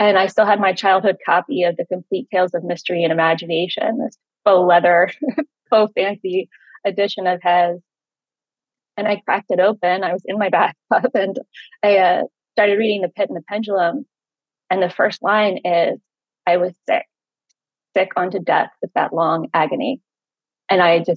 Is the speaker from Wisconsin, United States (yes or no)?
no; Richmond, Virginia, United States; I grew up in Richmond, Virginia